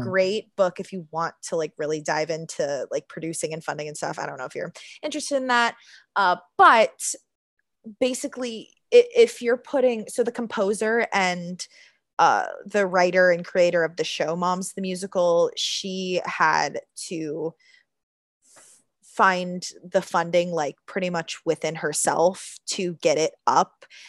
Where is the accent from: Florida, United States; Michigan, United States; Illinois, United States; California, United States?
Florida, United States; Orlando; moved away as an adult; now in New York City, United States; I grew up in Orlando and have been doing theater in Orlando like since I was 10 years old